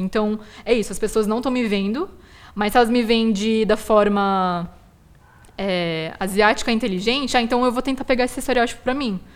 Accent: Brazil; os asiáticos brasileiros tem um limbo muito grande que é a gente não é aceito aqui como brasileiro

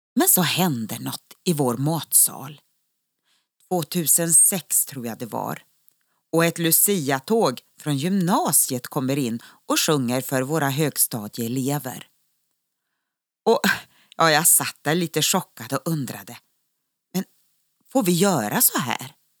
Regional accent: Sweden; moved away as an adult; also born or lived in Israel; När man bor utomlands är det alltid så roligt att träffa andra svenskar

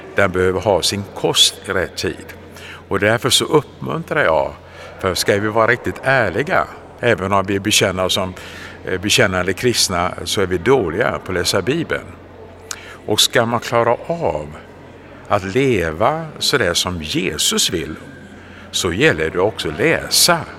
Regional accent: Gothenburg, Västra Götaland, Sweden; jag hade glädjen att få växa upp och födas i den vackra staden Göteborg

